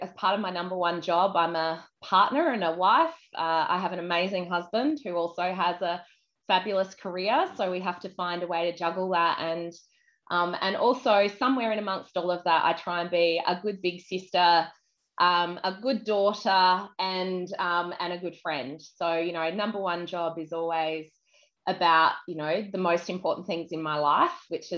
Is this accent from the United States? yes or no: no; Adelaide, South Australia, Australia; moved away; also born or lived in Queensland / United Kingdom; I grew up in Adelaide.